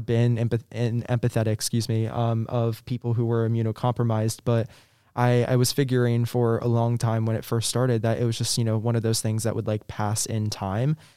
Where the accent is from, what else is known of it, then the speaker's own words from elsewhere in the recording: Virginia Beach, Virginia, United States; I'm from Virginia originally. Um, I'm from Virginia Beach, actually